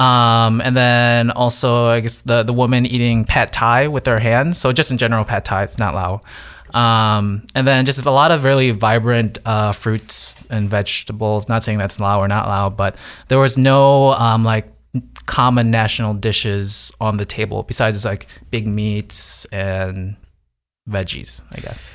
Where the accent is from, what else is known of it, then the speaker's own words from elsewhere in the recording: Janesville, Wisconsin, United States; moved away as an adult; also born or lived in Madison, Wisconsin / Hawaii; now in California, United States; I was raised in Janesville, Wisconsin